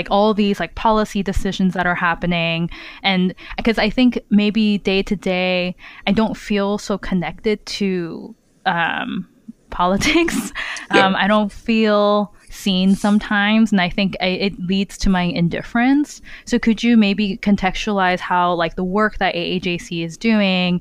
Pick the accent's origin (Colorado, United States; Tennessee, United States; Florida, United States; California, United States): California, United States; Southern; now in Brooklyn, United States; I grew up in Southern California where my high school was 70% Asian